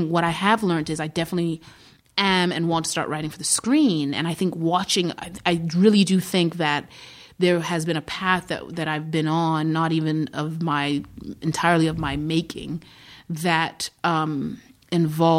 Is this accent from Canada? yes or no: no; Zimbabwe; born or raised there; moved away; also born or lived in Iowa, United States